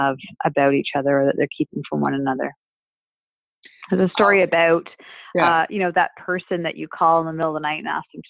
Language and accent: English; Canada; As a Canadian